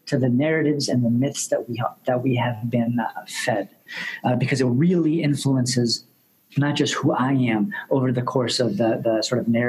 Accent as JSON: {"language": "English", "town": "Syracuse", "region": "New York", "country": "United States", "tie": "born or raised there", "said": "I grew up in Syracuse, New York. My parents immigrated there from Mexico City"}